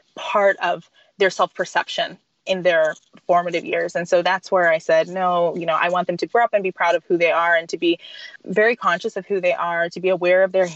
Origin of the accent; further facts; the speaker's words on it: Texas, United States; now in Baltimore, United States; I'm from Texas